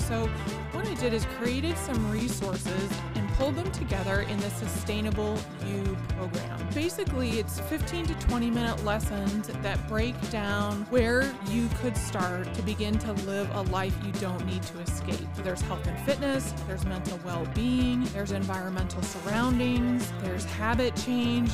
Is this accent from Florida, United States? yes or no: no; Indiana, United States; I'm from Indiana and we have all kinds of farms